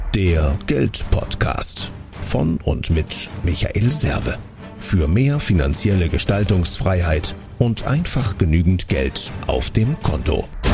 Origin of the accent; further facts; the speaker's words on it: Germany; wir sind ja gerade als Deutsche